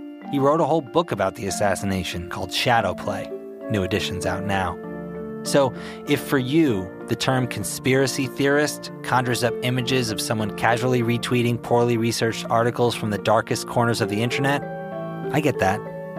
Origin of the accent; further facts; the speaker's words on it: upstate New York, United States; moved away; I've come back to my hometown in upstate New York, and I'm sitting in Bill Klaber's house.